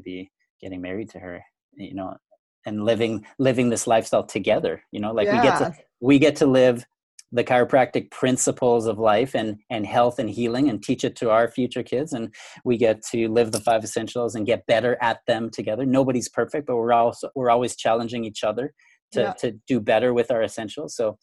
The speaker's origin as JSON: {"language": "English", "country": "Canada", "tie": "born or raised there", "moved": "yes", "lives_now": "Grand Rapids, United States", "said": "I'm originally Canadian, for all those who are listening and wondering where I'm from. Grew up in Canada, but I now live in the US"}